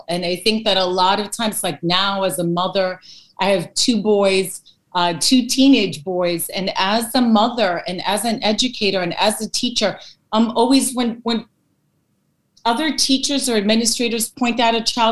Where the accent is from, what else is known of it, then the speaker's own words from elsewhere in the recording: New York City, New York, United States; I was born in the Bronx here in New York, and I'm from Greek American descent. I'm first generation